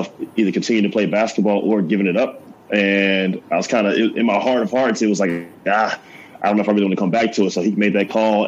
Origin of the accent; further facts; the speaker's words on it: Auburn, Alabama, United States; moved away as an adult; now in Chattanooga, United States; I'm originally from Auburn, Alabama